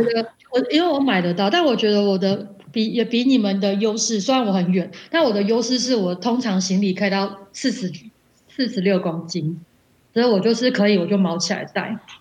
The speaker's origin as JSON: {"language": "Chinese", "country": "Taiwan", "also_born_or_lived": "Africa", "moved": "as an adult", "said": "我现在很久没回台湾"}